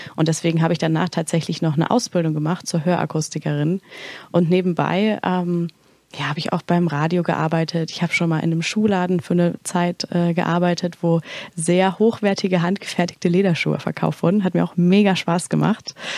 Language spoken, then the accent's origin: German; Erfurt, Thuringia, Germany; moved away; ich komme eigentlich aus Erfurt, äh, Thüringen